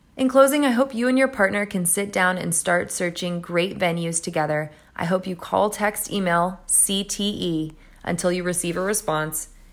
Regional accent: Carmel, California, United States; my hometown, Carmel, California

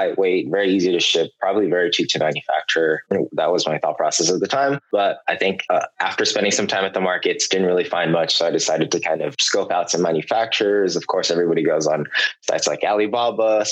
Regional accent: San Francisco, California, United States; I was born and raised in the Bay Area, San Francisco more specifically.

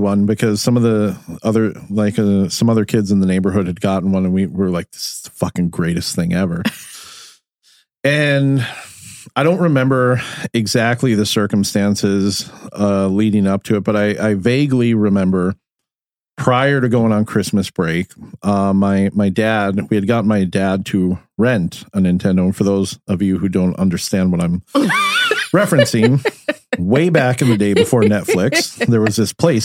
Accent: Midwest, United States; we grew up in the Midwest

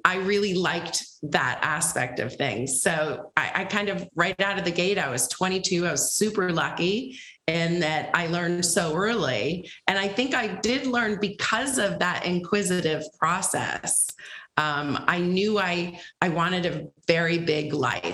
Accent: Rhode Island, United States; moved away as an adult; also born or lived in Washington State / Boston; now in New York, United States; I am from New England. I'm from Rhode Island, the biggest little state in the union.

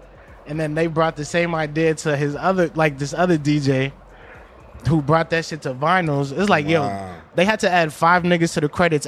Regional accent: Minnesota, United States; I'm from Minnesota.

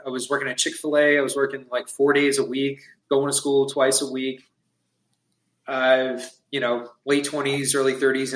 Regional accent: Long Island, New York, United States; moved away as an adult; now in North Carolina, United States; my wife and I, we're both originally from Long Island, New York, and we had moved to North Carolina about a little over 2 years ago

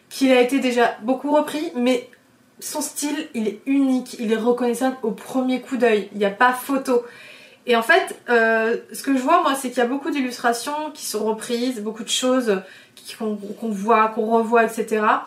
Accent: France; je viens de l'île de Léon. Je viens d'un milieu très simple. Euh, mes parents sont ostriculteurs

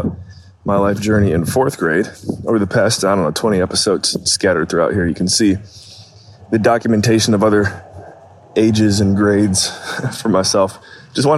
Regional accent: Painesville, Ohio, United States; We moved from State Street Elementary to St. Clair. And St. Clair was an older Painesville City school

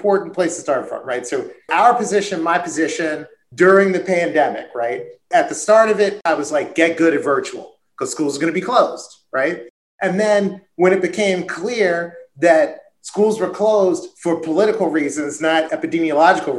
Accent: Maryland, United States; my home state

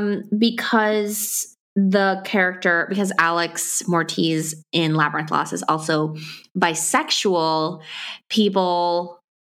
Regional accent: Ecuador; I'm from Ecuador

